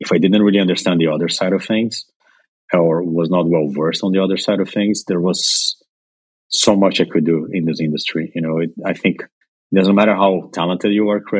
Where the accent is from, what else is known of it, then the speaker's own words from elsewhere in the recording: São Paulo, Brazil; moved away as an adult; also born or lived in Colombia / Argentina / Chicago, United States; now in New York, United States; I'm originally from Brazil, but I lived in a couple other countries before moving to the U.S. I was born in São Paulo, lived in Colombia when I was a kid, from like 5 months old to four and a half years old.